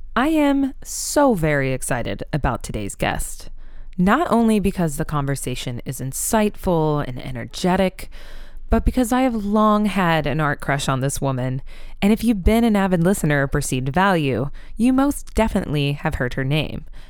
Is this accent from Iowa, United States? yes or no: yes; Iowa, United States; I'm from Iowa